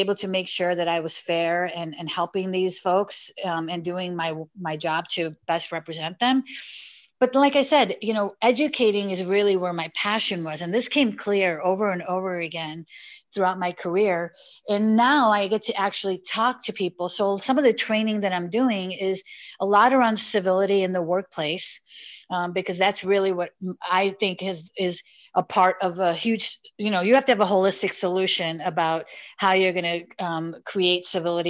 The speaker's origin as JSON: {"language": "English", "town": "Elmwood Park", "region": "Illinois", "country": "United States", "tie": "born or raised there", "said": "I grew up in a small suburb of Chicago called Elmwood Park"}